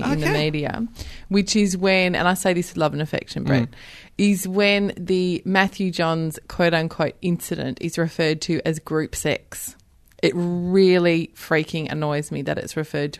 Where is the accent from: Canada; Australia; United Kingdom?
Australia; we're Aussie battlers